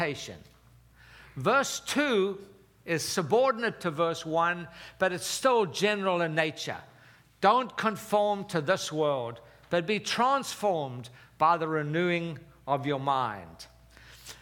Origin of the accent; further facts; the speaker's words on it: Durban, KwaZulu-Natal, South Africa; moved away; I was born and raised in South Africa